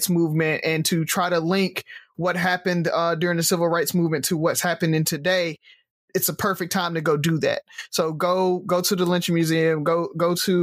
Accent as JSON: {"language": "English", "region": "Alabama", "country": "United States", "tie": "born or raised there", "said": "based out of Alabama, or we grew up in Alabama"}